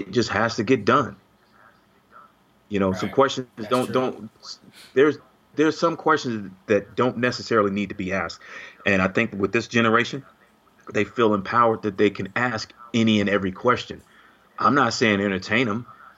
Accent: Chicago, Illinois, United States; I came from the South Side of Chicago

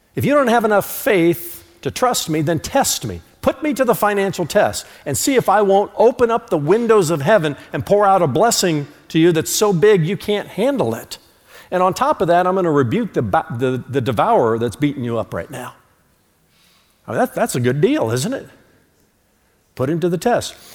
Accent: United States; I'm an American

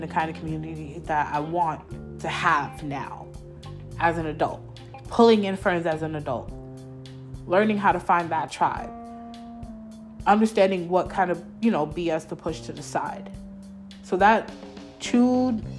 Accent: New York, United States; moved away as an adult; I was born in New York. I was raised in New York.

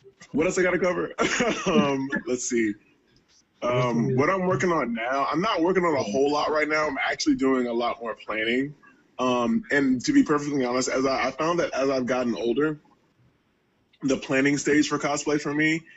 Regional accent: Georgia, United States; moved away; back in Georgia, I'm originally from Georgia

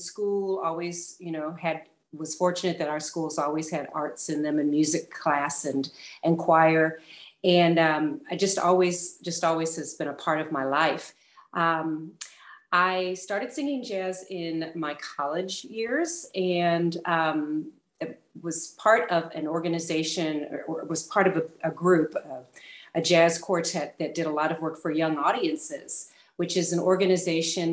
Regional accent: St. Louis, Missouri, United States; also born or lived in Portland, Oregon; now in Roswell, United States; I'm a native of St. Louis, Missouri. So I'm a native of the Midwest.

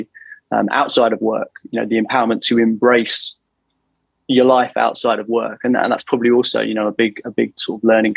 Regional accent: London, United Kingdom; moved away as an adult; now in Toronto, Canada; Born and bred in London.

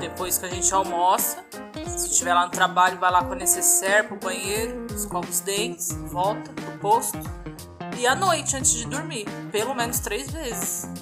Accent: Brazil; Sou, sou brasileira.

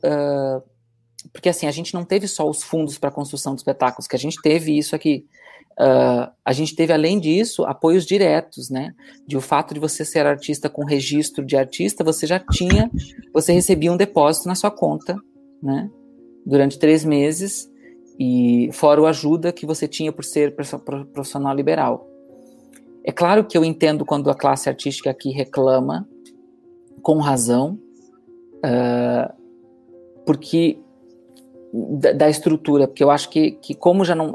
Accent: Brazil; moved away as an adult; now in Portugal; comparado com meu, minha terra natal

